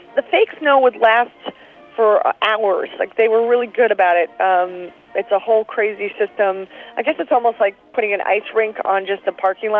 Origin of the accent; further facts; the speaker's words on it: Philadelphia, Pennsylvania, United States; also born or lived in New York / Chicago; Absolutely. I'm from Philadelphia. I lived in New York. I lived in Chicago for 5 years.